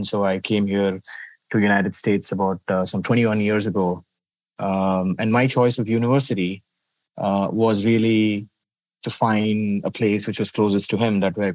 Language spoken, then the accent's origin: English; India; moved away; I come from slums in India, where access to education, paying for funerals, paying for marriages, or any function used to be it was Herculean for us